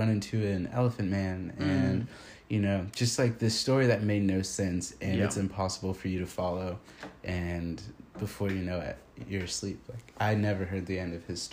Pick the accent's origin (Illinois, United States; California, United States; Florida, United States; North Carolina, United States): Florida, United States; Ocala; moved away as an adult; now in Shanghai, China; I've been here in Shanghai for the last year and a half, but I was born and raised in Ocala, Florida